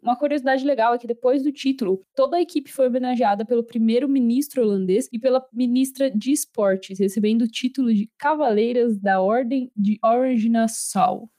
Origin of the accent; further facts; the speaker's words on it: Brazil; eu sou do Brasil, minha língua nativa não é o inglês